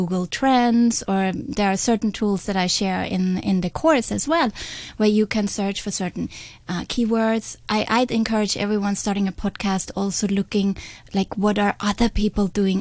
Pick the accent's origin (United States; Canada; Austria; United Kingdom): Austria; accent: Austrian; English is a second language; I'm not a native speaker, how my Austrian accent